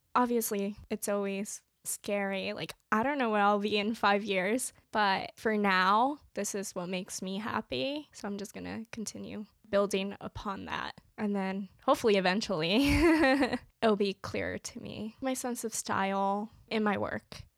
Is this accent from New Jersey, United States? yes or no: yes; New Jersey, United States; I grew up in New Jersey